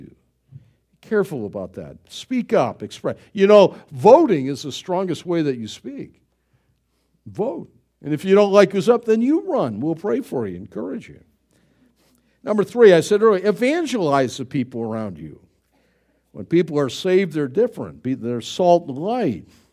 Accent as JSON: {"language": "English", "country": "United States", "said": "I'm an American"}